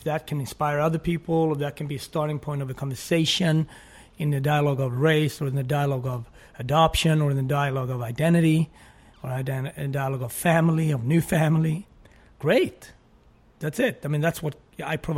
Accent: Sweden; English is a second language; also born or lived in Switzerland; now in Harlem, United States; I loved growing up in Sweden.

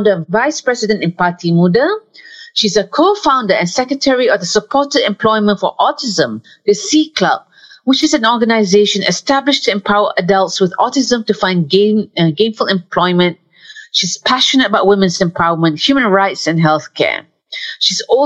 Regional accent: Malaysia; a Malaysian

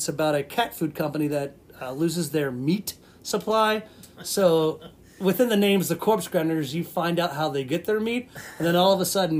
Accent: North Carolina, United States; My home state.

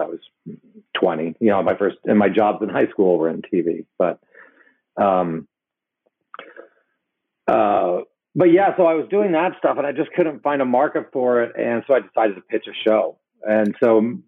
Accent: Hong Kong; I grew up in Hong Kong

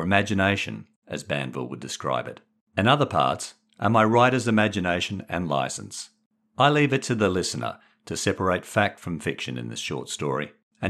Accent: Perth, Western Australia, Australia; now in Sydney, Australia; The 1970s and Perth are distant memories. The nervy 11-year-old is now a skeptic 60-year-old living in Sydney.

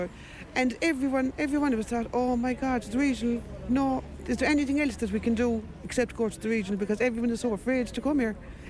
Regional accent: Limerick, Munster, Ireland; I'm born and bred in Limerick, and in the 80s, when we were very poor, we had mobile phones, we had nothing, but we had beds in the hospitals.

